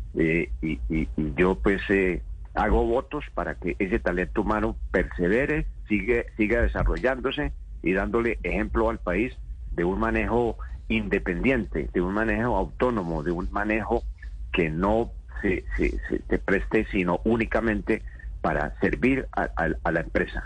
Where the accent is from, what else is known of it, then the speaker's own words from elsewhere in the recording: Colombia; como colombiano